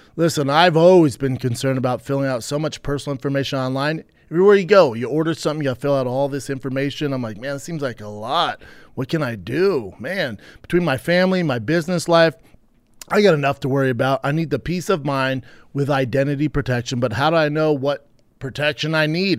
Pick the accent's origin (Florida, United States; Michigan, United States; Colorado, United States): Colorado, United States; Denver; my hometown, Denver, Colorado